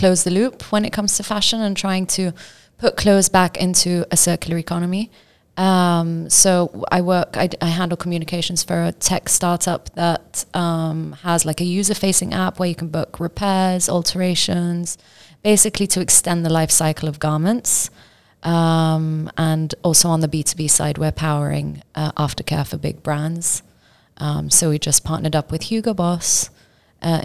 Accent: Amman, Amman Governorate, Jordan; also born or lived in Dubai; now in London, United Kingdom; I grew up in Amman. I moved to Dubai and then I moved to London a couple of years ago

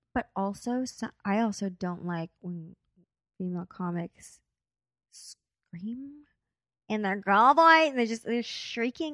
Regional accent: Corpus Christi, Texas, United States; now in Los Angeles, United States; I'm here from L A, but I'm from Corpus Christi, Texas. Like, that's where I was born

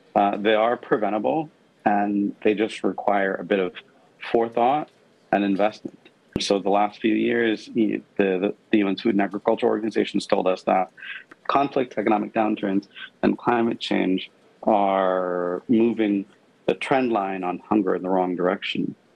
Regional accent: Pakistan; moved away; I grew up in Pakistan

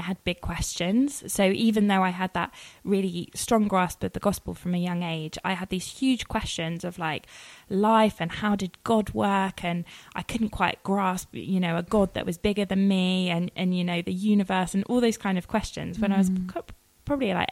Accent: Worcester, West Midlands, United Kingdom; now in Kingston, United Kingdom; I was brought up in Worcester

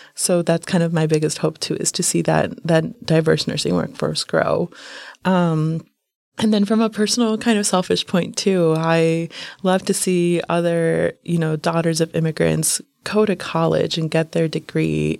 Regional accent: United States; I was born here in the United States

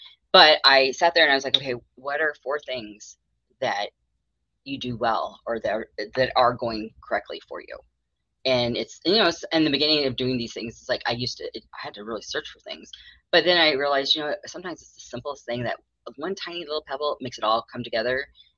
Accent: Arizona, United States; also born or lived in North Carolina; I was born in North Carolina, raised in Arizona by people from Alabama.

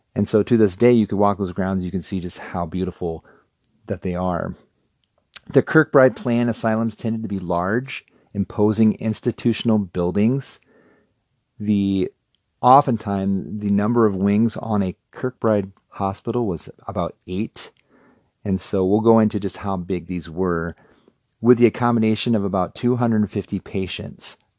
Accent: Cherokee, Iowa, United States; growing up in Cherokee, Iowa

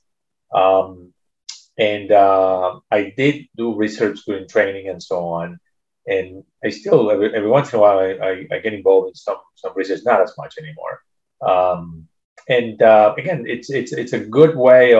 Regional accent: Venezuela; moved away as an adult; now in United States; I was born in Venezuela, and I did my medical school there. And then I moved to the United States

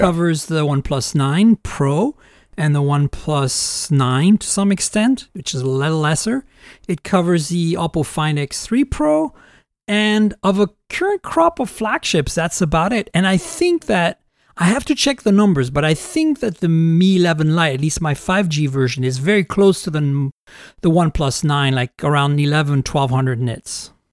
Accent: United States; as an American reviewer

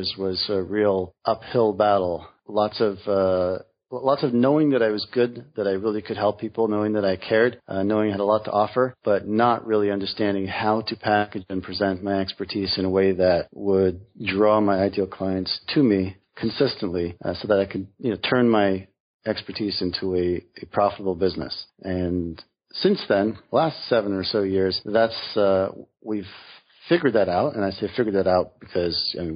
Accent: New York, United States; I'm from New York, Brooklyn

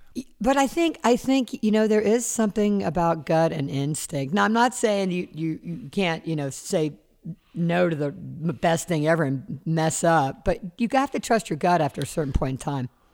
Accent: Charleston, South Carolina, United States; now in Los Angeles, United States; And I grew up in Charleston, South Carolina. I grew up on the water. I've lived in L A now almost forty years.

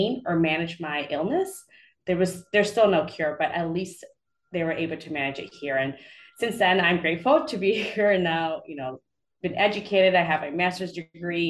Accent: Chicago, Illinois, United States; moved away as an adult; also born or lived in Guatemala; now in Raleigh-Durham, United States; I was born in Guatemala and raised in Chicago. So I lived most of my life in Chicago, and now I'm living in the Raleigh-Durham area in North Carolina

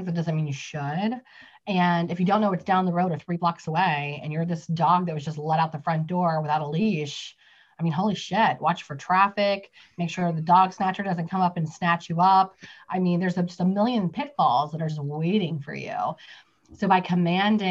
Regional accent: West Virginia, United States; I'm from West Virginia

